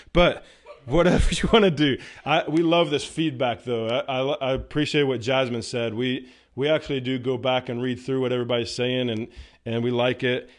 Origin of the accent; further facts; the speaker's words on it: United States; I'm an American citizen